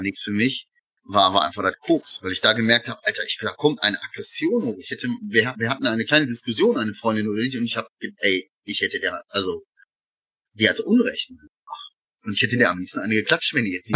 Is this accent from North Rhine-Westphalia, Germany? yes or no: yes; Essen, North Rhine-Westphalia, Germany; Ich bin ja äh, Essener Jung, frisch aus dem Ruhrgebiet